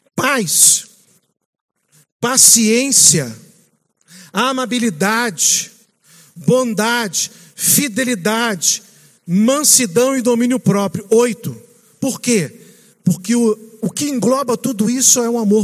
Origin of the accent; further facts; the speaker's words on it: Rio de Janeiro, Brazil; moved away as an adult; also born or lived in Minas Gerais / Manaus; now in São Paulo, Brazil; Eu sou aqui do lado de vocês, do Rio de Janeiro